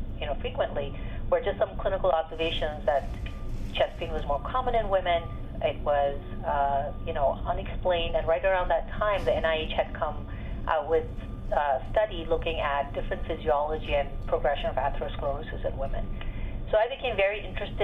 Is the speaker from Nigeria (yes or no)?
no; Pakistan; moved away as an adult; now in United States; I grew up in Pakistan and I went to medical school there, and I started medical school when I was 16.